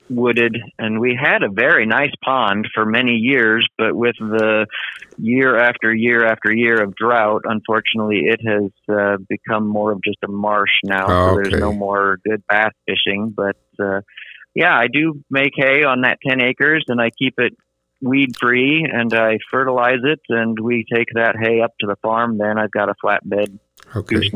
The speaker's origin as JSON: {"language": "English", "region": "Iowa", "country": "United States", "tie": "born or raised there", "said": "I were following my father as he moved up in the world of education from teacher to principal to superintendent. And that took us all over the state of Iowa."}